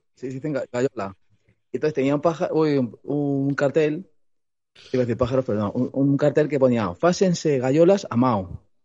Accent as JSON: {"language": "Spanish", "town": "Madrid", "region": "Community of Madrid", "country": "Spain", "tie": "born or raised there", "said": "soy de Madrid, que he nacido"}